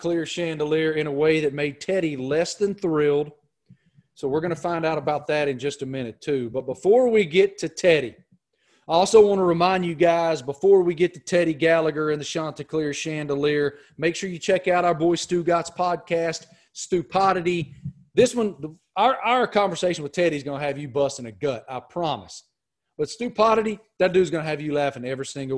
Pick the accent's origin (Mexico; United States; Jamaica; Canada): United States; Appalachia; I grew up in Appalachia